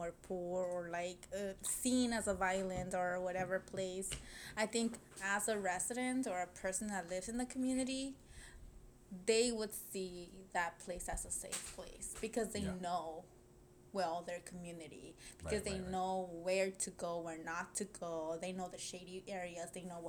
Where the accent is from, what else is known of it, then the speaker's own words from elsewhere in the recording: Los Angeles, California, United States; I grew up there